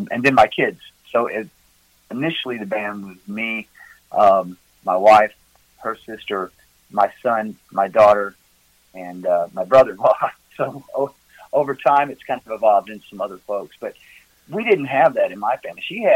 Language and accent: English; near Memphis, West Tennessee, United States; moved away as an adult; now in Gatlinburg, United States; Originally, I'm from West Tennessee down by Memphis